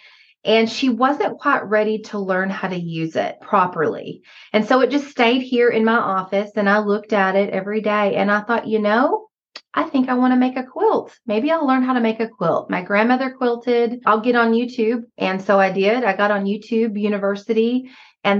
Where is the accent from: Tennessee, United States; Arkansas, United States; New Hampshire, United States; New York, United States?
Arkansas, United States; accent: Southern; now in Missouri, United States; I am originally from Arkansas. I grew up in a Ouachita National Forest, and my father is still there on the 45 acres I grew up on